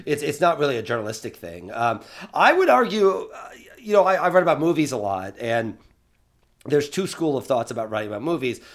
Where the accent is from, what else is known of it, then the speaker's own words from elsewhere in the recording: Eastern Illinois, United States; Eastern Illinois, because that's my hometown